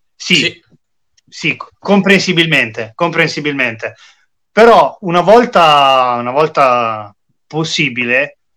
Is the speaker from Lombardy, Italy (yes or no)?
yes; Milan, Lombardy, Italy; da milanese